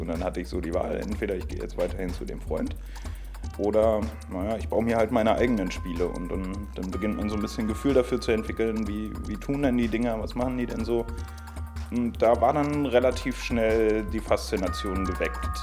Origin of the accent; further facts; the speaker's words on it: Berlin, Germany; ich in Ostberlin aufgewachsen bin